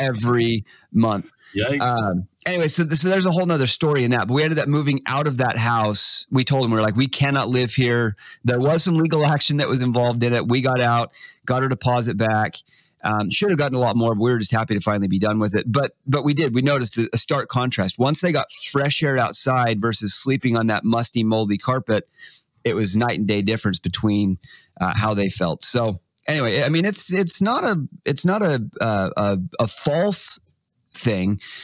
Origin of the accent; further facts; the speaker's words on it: Texas, United States; moved away; I grew up in Texas, 90% humidity.